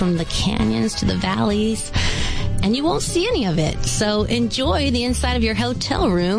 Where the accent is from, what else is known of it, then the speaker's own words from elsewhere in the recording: California, United States; I grew up in California, and it's really such a beautiful place. From the mountains to the beaches, from the canyons to the valleys.